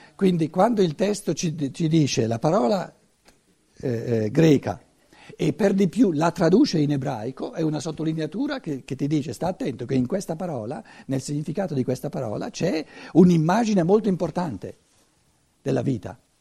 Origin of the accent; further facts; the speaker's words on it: Italy; Essere italiano, essere cattolico, essere cristiano, se volete, non è questione di conquista per noi. Ci siamo cresciuti dentro.